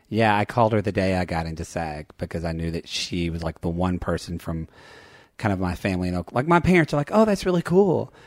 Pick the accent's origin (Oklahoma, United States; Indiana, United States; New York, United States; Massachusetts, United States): Oklahoma, United States; Lone Grove; also born or lived in Ardmore; I was from a smaller town, like, five miles west called Lone Grove